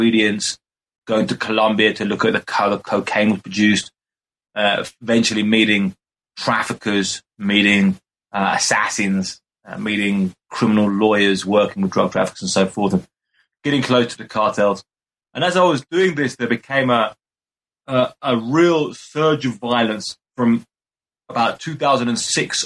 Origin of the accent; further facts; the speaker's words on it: Brighton, South East England, United Kingdom; moved away as an adult; now in Mexico City, Mexico; I'm originally from Brighton in the UK.